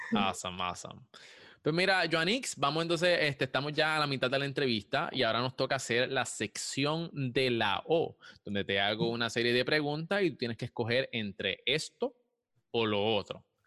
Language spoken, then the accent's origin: Spanish; Puerto Rico; yo soy de Puerto Rico también